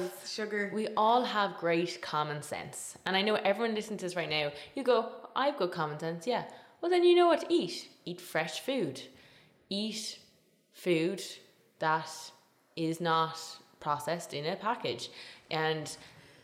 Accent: Tipperary, Munster, Ireland; where I grew up in Tipperary, food was the kind of center of the family

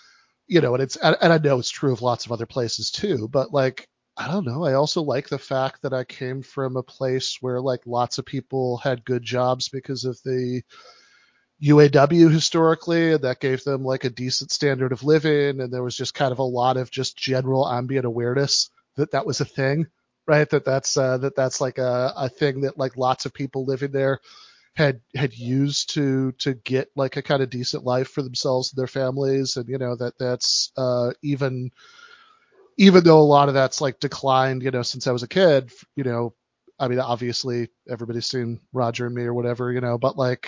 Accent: East Lansing, Michigan, United States; What do I love about it? I mean, I do like it. Like I used to, you know, my parents no longer live there.

